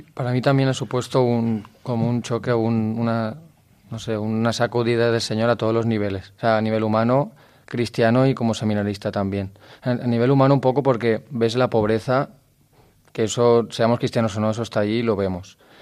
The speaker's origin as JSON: {"language": "Spanish", "town": "Gandia", "region": "Valencian Community", "country": "Spain", "said": "tengo 22 años, soy de Gandía"}